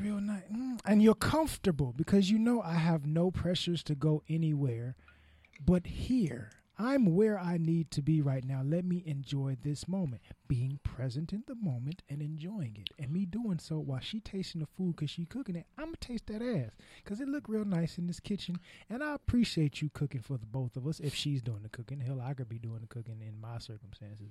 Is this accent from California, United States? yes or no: yes; California, United States; I'm from California